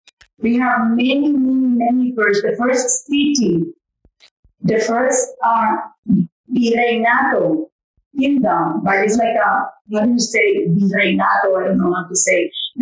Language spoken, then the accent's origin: English; Dominican Republic; Well, I am very proud of being Dominican American. I always say that my heart is Dominican and the blood that pumped is American.